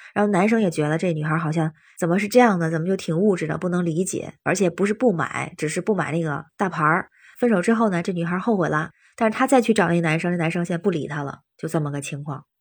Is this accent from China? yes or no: yes; Tianjin, China; now in Beijing, China; 我是天津人，现在北京